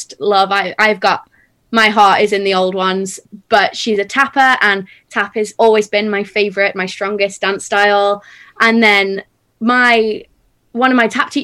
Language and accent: English; South Africa; now in England; I'm from South Africa.